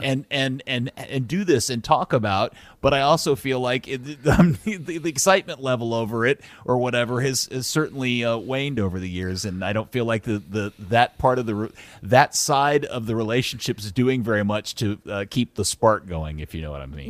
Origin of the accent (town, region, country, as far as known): Dallas, Texas, United States; born or raised there